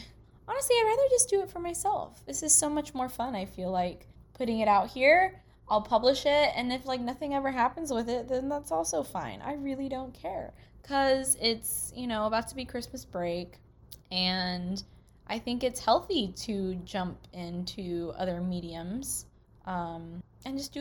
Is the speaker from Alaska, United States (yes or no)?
yes; Anchorage, Alaska, United States; I grew up in Anchorage, Alaska.